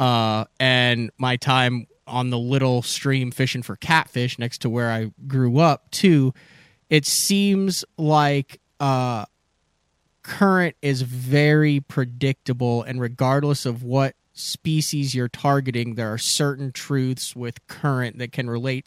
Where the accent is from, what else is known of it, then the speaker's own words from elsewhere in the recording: Central Illinois, United States; I grew up in Central Illinois